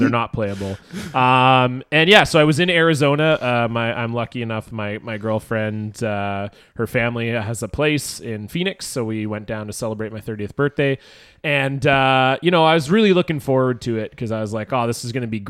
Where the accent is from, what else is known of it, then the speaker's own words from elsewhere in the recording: Vancouver, British Columbia, Canada; moved away; the Vancouver Canucks, my hometown team